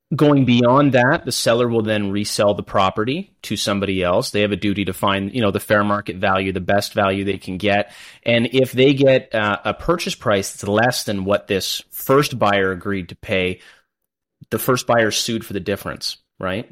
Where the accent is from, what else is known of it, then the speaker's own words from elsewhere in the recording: London, Ontario, Canada; also born or lived in Kingston, Ontario; I grew up in London, born and raised here